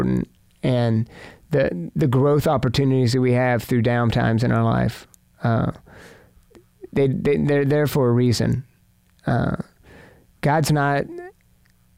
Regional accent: Fort Worth, Texas, United States; I grew up in Fort Worth

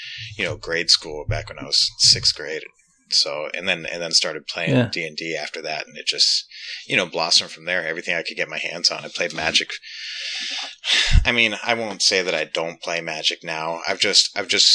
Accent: Alaska, United States; moved away as an adult; now in Denver, United States; I grew up in Alaska

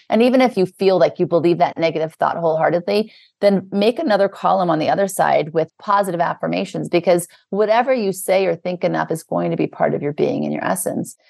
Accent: New Orleans, Louisiana, United States; also born or lived in Beverly Hills, California; now in New York, United States; I was born in the South, in Louisiana. I lived in New Orleans, then we moved to Beverly Hills in California, and now I live in New York.

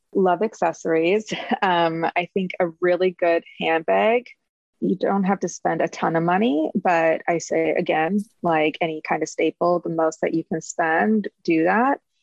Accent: Midwest, United States; moved away; growing up in the Midwest

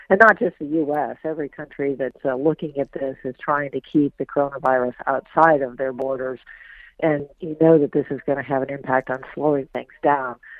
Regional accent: Iowa, United States; moved away; Iowa, my home state

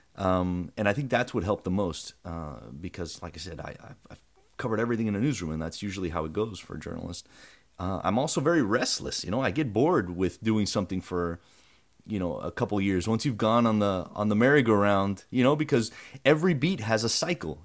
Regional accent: Broward, Florida, United States; I grew up in Broward

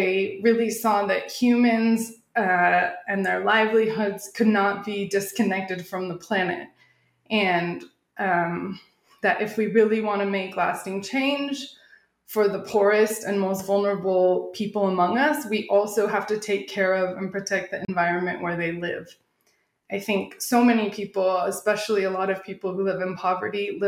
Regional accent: Arizona, United States; moved away as an adult; also born or lived in Southern California / Thailand / Korea; now in Mexico City, Mexico; I grew up in Arizona, and I spent my university and grad school years in Southern California.

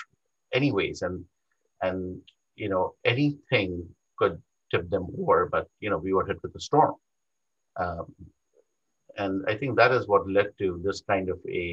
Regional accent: India; moved away as an adult; also born or lived in New York; now in United States; I was not born in this country. I was born in India. I did my medical school training in India

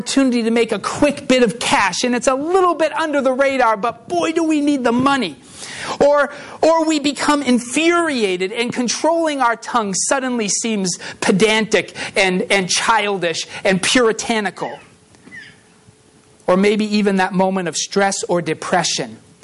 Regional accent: Uxbridge, Massachusetts, United States; I grew up in Uxbridge, Massachusetts

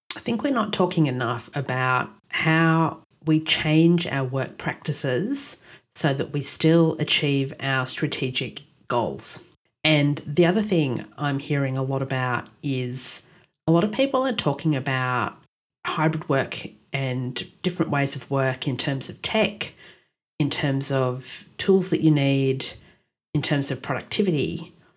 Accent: Australia; born or raised there; also born or lived in Ottawa, Canada

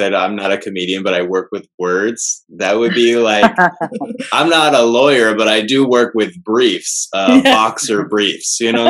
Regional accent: United States; I'm a American Jew, I'm a white man

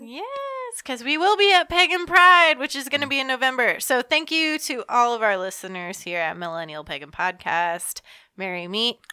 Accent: Georgia, United States; I'm from Georgia

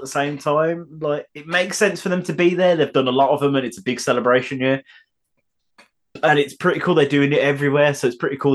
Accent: United Kingdom; I am British

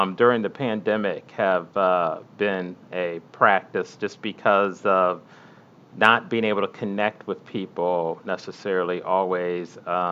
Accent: Canton, Ohio, United States; moved away as an adult; also born or lived in Kansas City area, Missouri; now in Washington, D.C. area, United States; I grew up in Canton, Ohio, with my aunt and uncle, my parents

